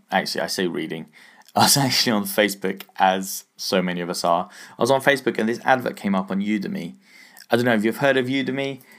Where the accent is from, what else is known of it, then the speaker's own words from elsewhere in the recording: England, United Kingdom; I'm English, so, uh, I say pound